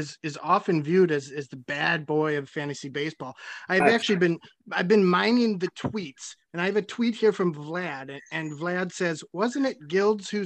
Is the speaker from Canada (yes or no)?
no; Sweden; I'm from Sweden.